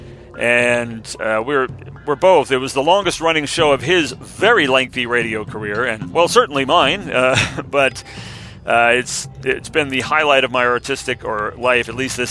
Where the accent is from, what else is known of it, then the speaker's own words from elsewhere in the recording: United States; we vulgarians in America